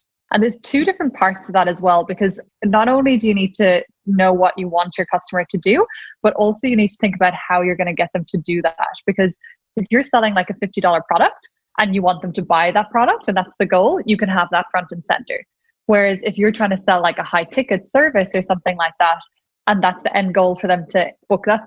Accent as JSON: {"language": "English", "country": "Ireland", "accent": "Irish", "said": "I'm Irish, in case anyone couldn't tell from my accent"}